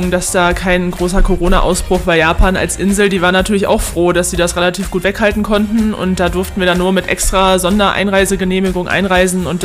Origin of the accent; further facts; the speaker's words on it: Löhne, North Rhine-Westphalia, Germany; zu meinem Stammverein, sage ich mal, aus Löhne, wo ich herkomme. Da bin ich immer noch Mitglied